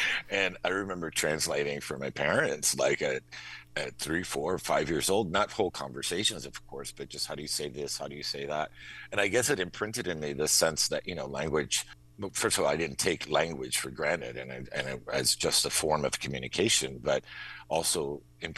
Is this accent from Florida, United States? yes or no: yes; Miami, Florida, United States; moved away as an adult; also born or lived in Hartford, Connecticut; now in Maine, United States; we spoke Spanish in the household, and growing up in Miami, there's Spanish, everywhere, but it's also like kind of everyday colloquial Spanish.